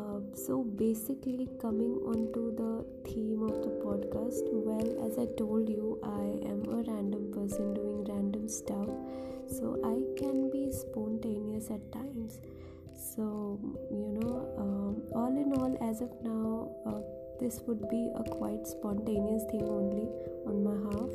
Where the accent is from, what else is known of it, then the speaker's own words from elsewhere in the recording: India; I am from India and I am proud to be Indian.